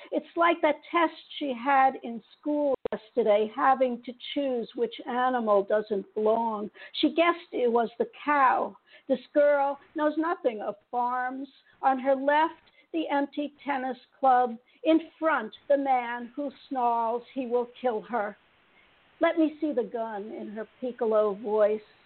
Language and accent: English; New York City, New York, United States; I grew up in Queens, in New York City